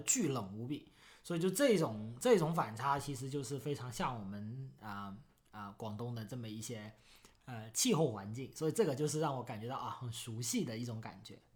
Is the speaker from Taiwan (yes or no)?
no; Foshan, Guangdong, China; 新加坡气候真的很像我，呃，家乡，因为我是个广东人，广东佛山人，所以就是很像我们广东的夏天的气候，基本上就是非常地潮湿跟热